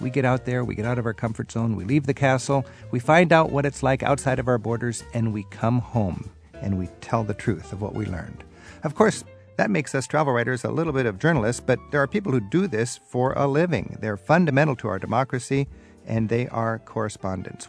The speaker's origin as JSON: {"language": "English", "town": "Seattle", "region": "Washington", "country": "United States", "said": "I'm from Seattle"}